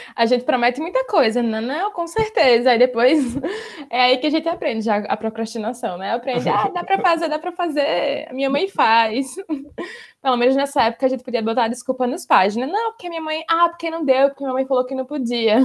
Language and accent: Portuguese; Maceió, Alagoas, Brazil; moved away as an adult; now in Poland; Sou de Maceió, Alagoas